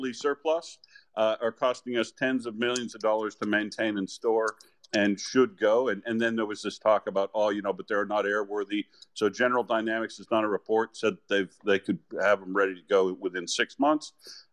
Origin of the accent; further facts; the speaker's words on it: United States; now in Perth, Australia; I grew up in America